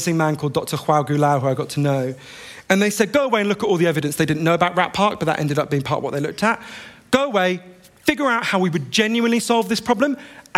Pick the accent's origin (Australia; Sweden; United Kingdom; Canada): United Kingdom; I'm British